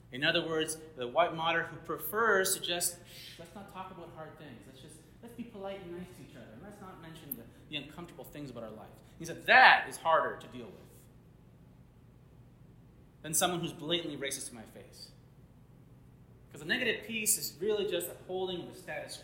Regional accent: Little Rock, Arkansas, United States; moved away; I spent a lot of my life there, and when I was living in Little Rock, Arkansas, my elementary school was Martin Luther King Jr. Elementary

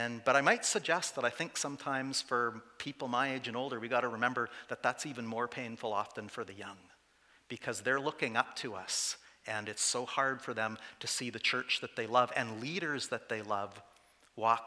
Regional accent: Saskatchewan, Canada; also born or lived in Calgary / Vancouver; I did spend all of my growing up years in 5 small towns.

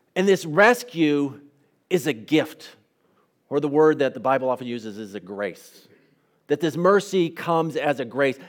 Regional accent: United States; an American pastor

